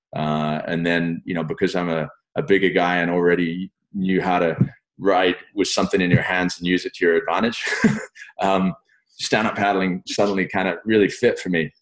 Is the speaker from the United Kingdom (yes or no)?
yes; London, United Kingdom; also born or lived in France; growing up in London